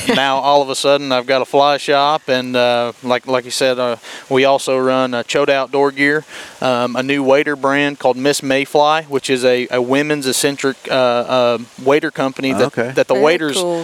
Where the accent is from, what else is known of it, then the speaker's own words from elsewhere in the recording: Cleveland, Tennessee, United States; I've been born and raised in Cleveland